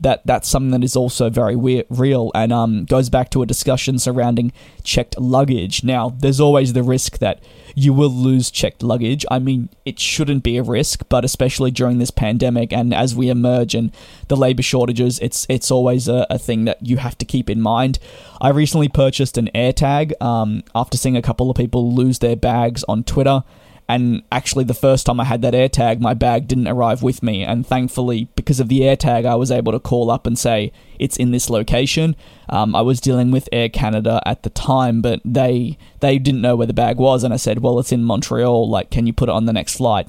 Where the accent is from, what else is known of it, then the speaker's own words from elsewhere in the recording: Australia; as an Australian myself